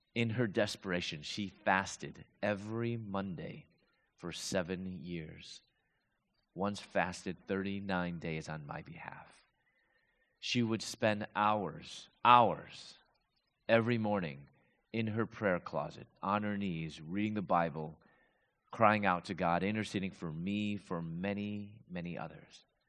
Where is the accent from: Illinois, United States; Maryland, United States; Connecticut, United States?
Illinois, United States; Chicago; moved away as an adult; also born or lived in Louisville, Kentucky; I'm from Chicago, I moved to Louisville, Kentucky